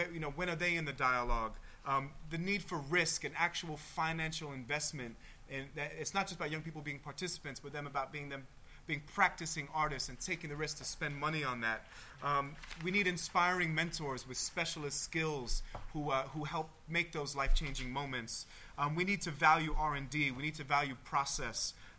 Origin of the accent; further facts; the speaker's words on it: United States; As an American, I'd like to challenge that idea.